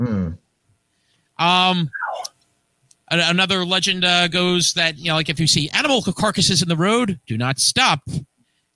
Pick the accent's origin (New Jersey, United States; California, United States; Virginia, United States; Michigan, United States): New Jersey, United States; Hackensack; my hometown of Hackensack, New Jersey